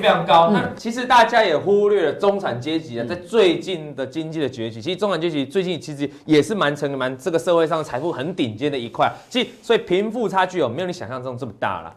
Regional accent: Taiwan; 我们台湾这边

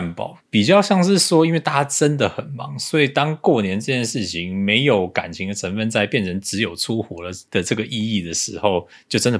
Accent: Taipei, Taiwan; 我家老家就在台北，我要去哪里？

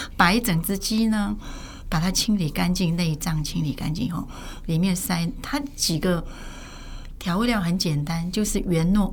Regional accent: South Korea; moved away as an adult; also born or lived in northern China (ancestry); now in Taiwan; 我是正好出生在韩国

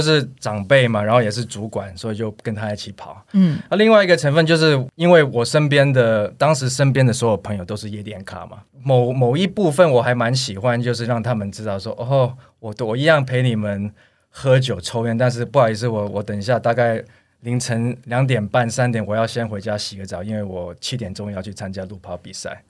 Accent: United States; now in Taiwan; 我小时候因为在美国长大

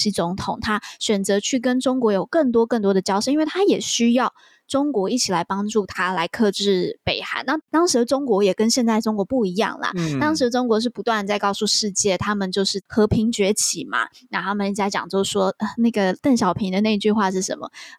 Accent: Taiwan; 这是身为台湾人

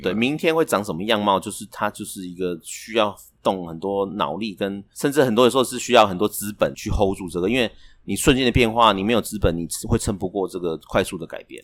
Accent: Taiwan; 我们台湾人比较容易创业

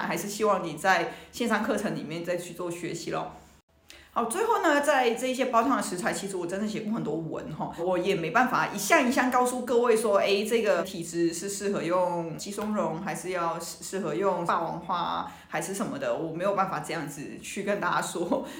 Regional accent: Hong Kong; 我们香港人其实每天都在喝汤

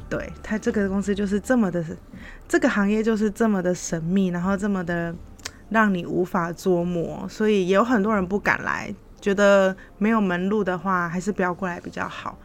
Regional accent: Taiwan; moved away as an adult; now in Philippines; 我们就是台湾人，又很容易被误以为是中国人

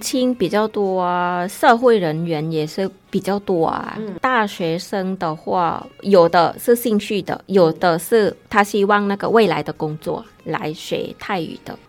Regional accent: Thailand; Chinese is a second language; now in Taiwan; 像我泰国人来台湾比较大的

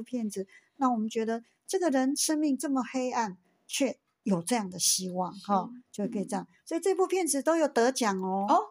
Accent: Taiwan; 我们台湾花莲

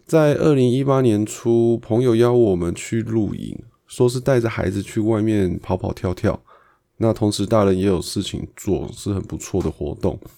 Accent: Taipei, Taiwan; 我是台北人嘛

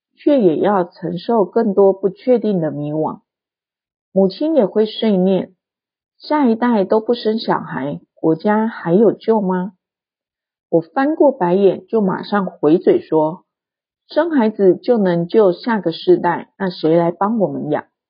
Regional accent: Taiwan; 我出生在台湾经济起飞的年代

